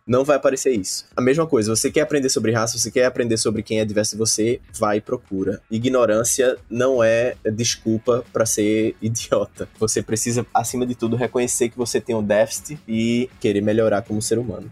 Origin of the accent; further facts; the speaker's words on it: Northeast Region, Brazil; also born or lived in São Paulo; now in Recife, Brazil; eu, sendo nordestino em São Paulo